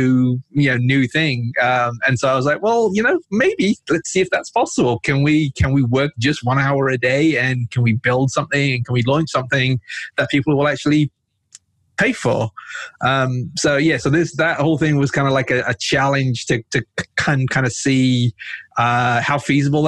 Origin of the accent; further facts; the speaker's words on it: England, United Kingdom; moved away as an adult; also born or lived in north of Pakistan / San Francisco; now in United States; when I was about 4 years old, we moved from Pakistan to England. I lived and studied there. You know, that's where I grew up.